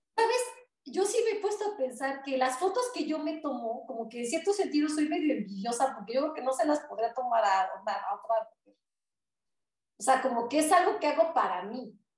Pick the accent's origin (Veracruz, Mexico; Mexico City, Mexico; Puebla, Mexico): Puebla, Mexico; soy de México